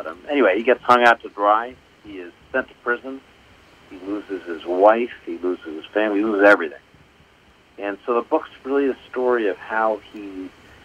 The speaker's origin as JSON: {"language": "English", "town": "Washington", "region": "District of Columbia", "country": "United States", "tie": "born or raised there", "said": "I grew up mostly in D.C."}